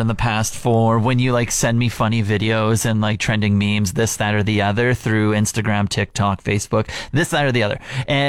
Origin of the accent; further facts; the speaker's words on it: Regina, Saskatchewan, Canada; moved away; I grew up in Regina, Saskatchewan